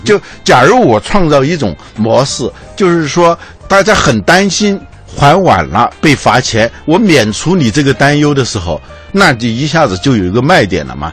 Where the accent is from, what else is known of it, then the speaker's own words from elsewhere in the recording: China; 我们中国人